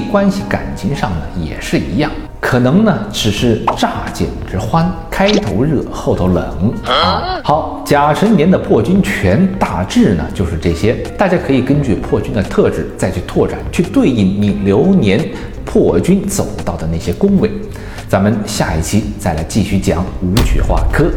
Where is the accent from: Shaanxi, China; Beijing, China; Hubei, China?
Hubei, China; Wuhan; 这是我们武汉人的一句话